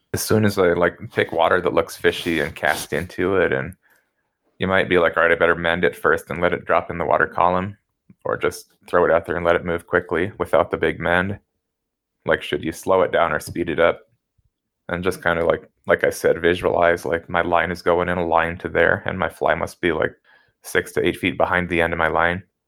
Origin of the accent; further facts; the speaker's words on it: Denver, Colorado, United States; also born or lived in Gunnison, Colorado; growing up in the Denver suburbs